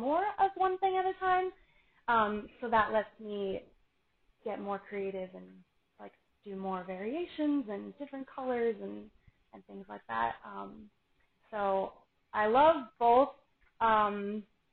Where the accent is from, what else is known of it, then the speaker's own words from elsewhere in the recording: Florida, United States; I am born and raised in Florida, but my parents are from Buffalo